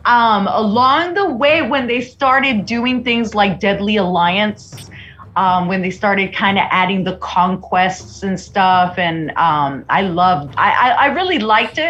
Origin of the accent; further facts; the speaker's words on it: Mexico; first language Spanish; English is a second language; It was my first language, so I can honestly say que yo soy más mexicana que los nopales